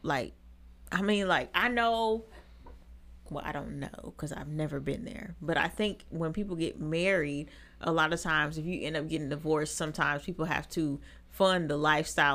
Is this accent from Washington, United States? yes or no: yes; Seattle, Washington, United States; moved away; I'm from Seattle